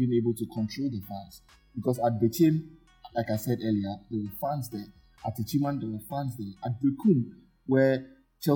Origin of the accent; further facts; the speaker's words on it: Ghana; we do as Ghanaians